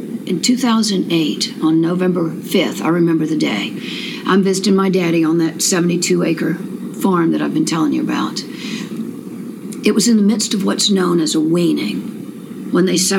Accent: Anderson, South Carolina, United States; I grew up in West Anderson at New Prospect.

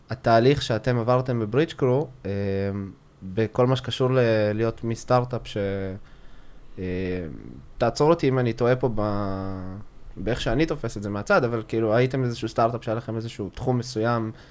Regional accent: Beersheba, Southern District, Israel; אני באר שבעי

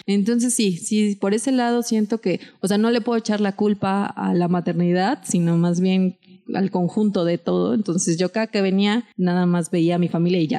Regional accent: Mexico; tengo 33 años, soy mexicana

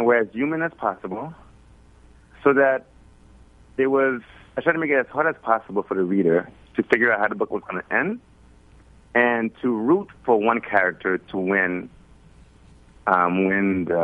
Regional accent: Brooklyn, New York, United States; he's like one of the guys I grew up with here in Flatbush in Brooklyn.

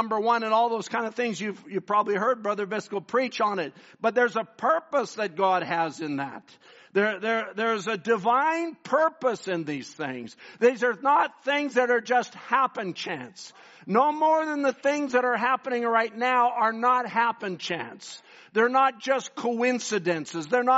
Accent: Richmond, British Columbia, Canada; also born or lived in northern Canada; I grew up in Richmond

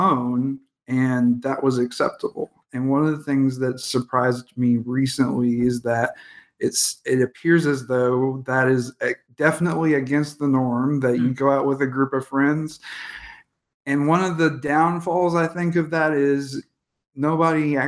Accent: Indianapolis, Indiana, United States; as a kind of goth kid growing up in Indianapolis

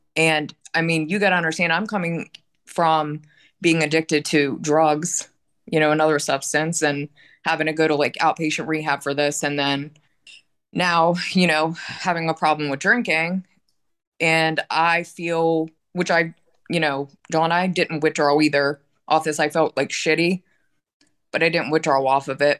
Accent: Pittsburgh, Pennsylvania, United States; I'm from Pittsburgh, Pennsylvania

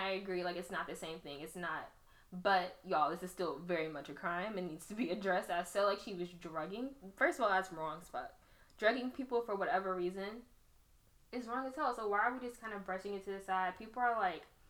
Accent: Houston, Texas, United States; I grew up in Houston

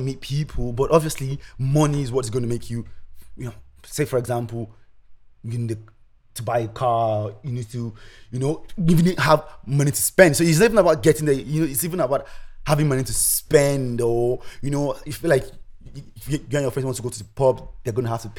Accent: Tasmania, Australia; I come from Tasmania.

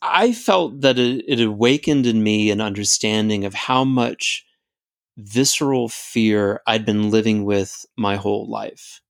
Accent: United States; I definitely learned some things about myself as an American

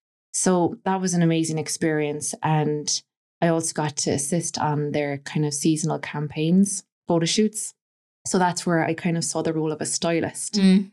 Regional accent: Clonakilty, Munster, Ireland; moved away as an adult; also born or lived in Boston, United States; you're from Ireland, are you? I said, yeah, Clonakilty.

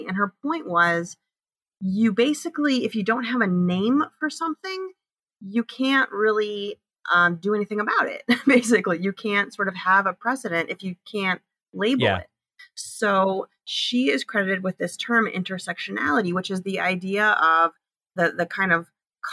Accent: Iowa, United States; also born or lived in Indiana / Idaho; I absolutely am an Iowan. I was born here. I was raised in Iowa

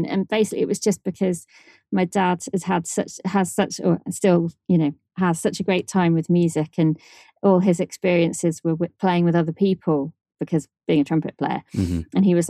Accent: Shrewsbury, West Midlands, United Kingdom; Yep, Shrewsbury. Yeah.

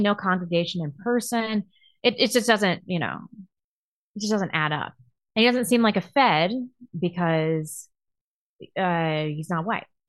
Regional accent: Chesterfield, Missouri, United States; from Chesterfield, Missouri, my hometown. Went to my high school

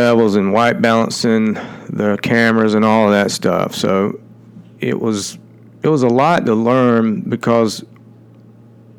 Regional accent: Georgia, United States; accent: twangy; I wasn't from Atlanta. And so when I got there, with my twangy accent

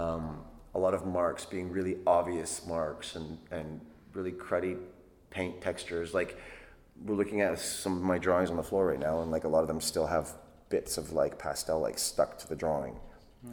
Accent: Canada; moved away as an adult; now in London, United Kingdom; I was born and raised in Canada

